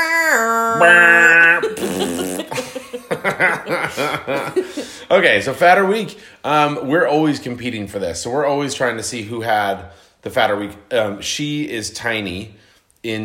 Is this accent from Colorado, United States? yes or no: yes; Colorado Springs, Colorado, United States; I am from Colorado Springs, Colorado